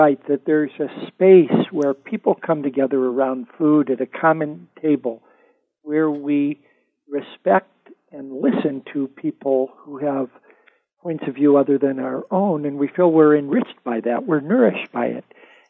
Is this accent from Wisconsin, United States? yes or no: no; Gary, Indiana, United States; now in desert Southwest, United States; I grew up in the Indiana Dunes where movies about the Arabian Desert were being filmed in the 20s and 30s. And so because I had a Lebanese grandfather